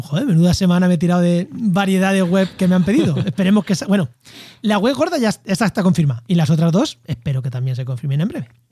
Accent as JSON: {"language": "Spanish", "town": "Albacete", "region": "Castilla-La Mancha", "country": "Spain", "said": "Yo es que soy de llano, soy de Albacete"}